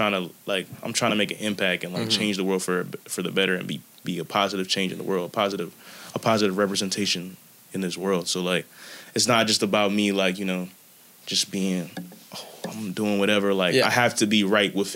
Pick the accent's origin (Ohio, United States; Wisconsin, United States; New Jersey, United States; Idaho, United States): New Jersey, United States; Jersey raised me